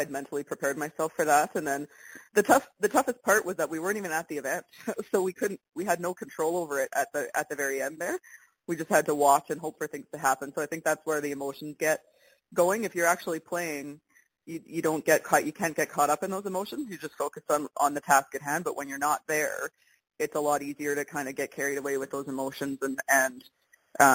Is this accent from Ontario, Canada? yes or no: no; Winnipeg, Manitoba, Canada; moved away; I'm from Winnipeg, and I still lived there at that time